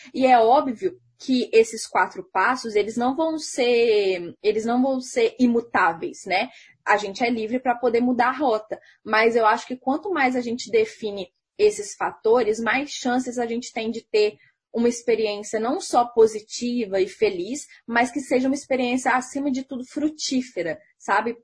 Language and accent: Portuguese; Minas Gerais, Brazil; eu sou de Minas Gerais